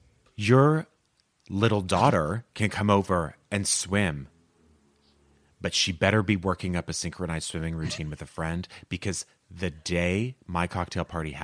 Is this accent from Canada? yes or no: yes; Canada; moved away as an adult; now in Madrid, Spain; I am a Canadian expat living and working in Madrid for the last 8 years.